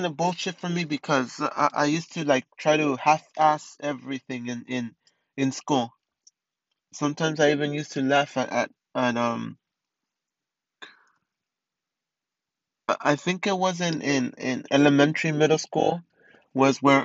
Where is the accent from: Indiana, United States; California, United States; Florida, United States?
California, United States; Montebello; also born or lived in East Los Angeles (Boyle Heights), California; most of my life I spent it in Montebello